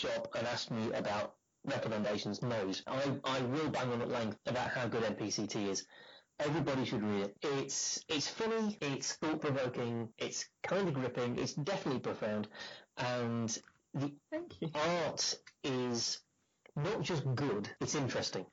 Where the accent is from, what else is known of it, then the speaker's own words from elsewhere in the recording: Harrogate, Yorkshire and the Humber, United Kingdom; my hometown